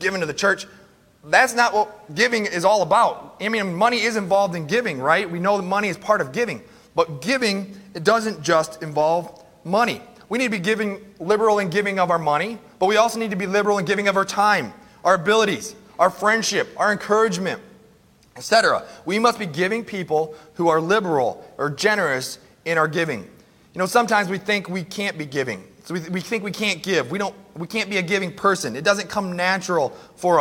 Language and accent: English; United States; we as American Christians